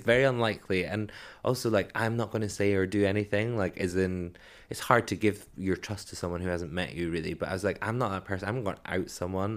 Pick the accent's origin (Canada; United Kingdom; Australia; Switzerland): United Kingdom; Edinburgh, Scotland; now in London, United Kingdom; where I grew up in Edinburgh